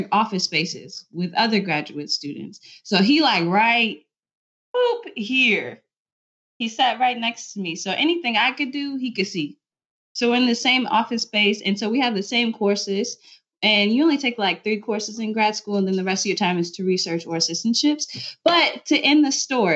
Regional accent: Nebraska, United States; also born or lived in Texas; we're from Nebraska

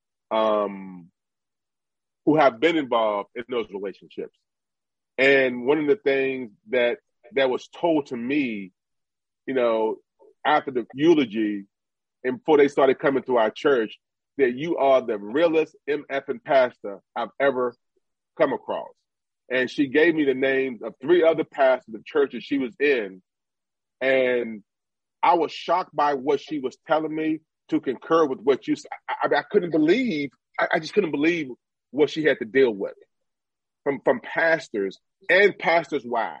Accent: United States; I'm an American.

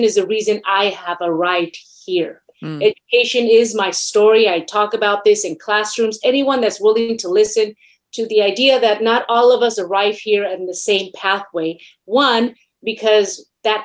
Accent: Mexico City, Mexico; now in United States; I was born in Mexico City, last of 12 children. I'm Latina.

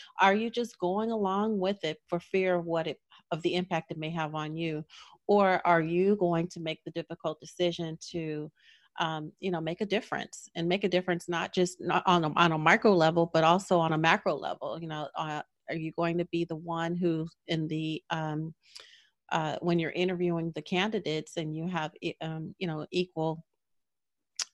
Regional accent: Los Angeles, California, United States; moved away as an adult; I grew up in Los Angeles, and UCLA was down the street

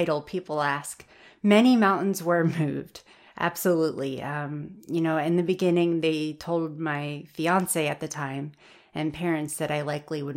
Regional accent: Tennessee, United States; moved away as an adult; also born or lived in Nebraska; I'm from Tennessee

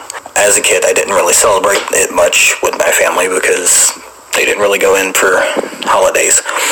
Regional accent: Boone, North Carolina, United States; now in Hattiesburg, United States; My hometown is Avery County, Boone, North Carolina. I now live in Hattiesburg, Mississippi

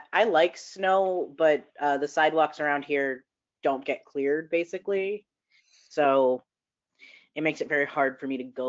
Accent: Georgia, United States; also born or lived in Downstate New York; now in New York, United States; I was born downstate and then lived in Georgia for most of my life and then came back. So we're actually not like thoroughbred New Yorkers or anything.

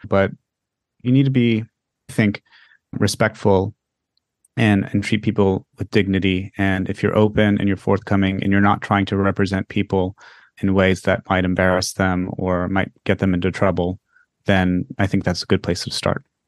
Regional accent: Florida, United States; I come from Florida

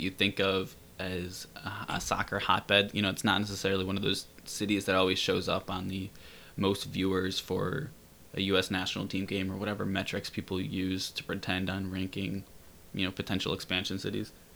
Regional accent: Rochester, New York, United States; I'm from Rochester

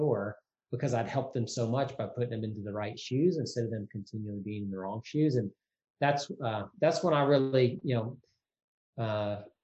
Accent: Mississippi, United States; also born or lived in Tennessee; when I was 15, about to turn 16, growing up in Mississippi

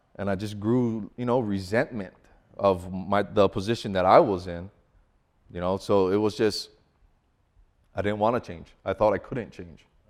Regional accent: Hawaii, United States; moved away as an adult; now in Colorado, United States; growing up in Hawaii

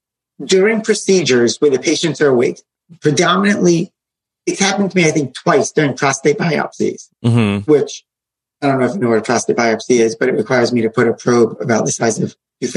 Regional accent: Sarasota, Florida, United States; I grew up in Sarasota, Florida. That was where I went as a kid.

